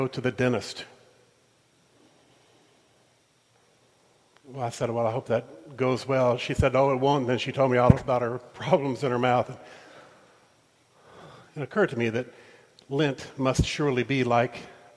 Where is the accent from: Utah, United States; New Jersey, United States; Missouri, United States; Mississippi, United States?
Mississippi, United States; I grew up in Mississippi